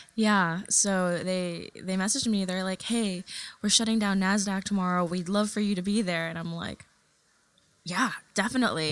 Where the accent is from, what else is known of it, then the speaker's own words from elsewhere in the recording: New York City, New York, United States; first language Tagalog; English is a second language; also born or lived in Manila, Philippines / California; we moved when I was three years old to California for a few months. And then from there, moved to New York City. And I'm like a total Queens baby through and through